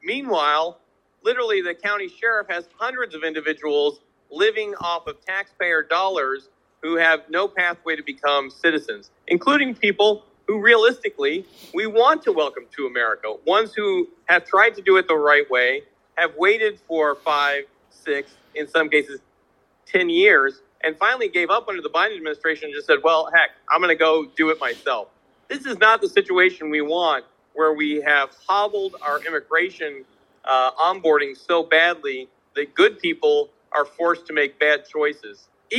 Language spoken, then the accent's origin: English; Des Moines, Iowa, United States; And in my hometown of Des Moines, Iowa